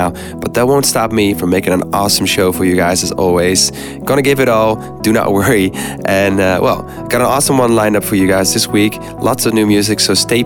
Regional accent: Amsterdam, North Holland, Netherlands; Amsterdam and in Melkweg, my hometown

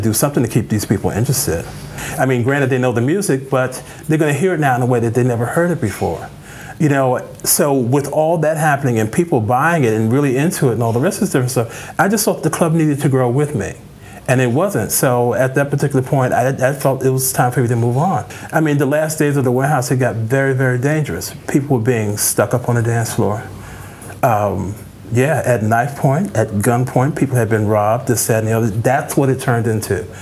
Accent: New York City, New York, United States; moved away; also born or lived in Chicago; I was born and raised in the Boogie Down, the Boogie Down Bronx.

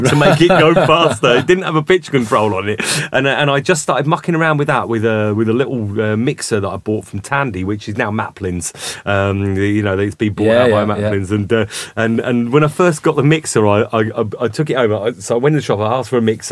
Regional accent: Milton Keynes, South East England, United Kingdom; also born or lived in London; We used to go and watch a guy in Milton Keynes, so that's where I kind of grew up. I'm from London originally, but that's where I grew up, as in, you know, I went to school

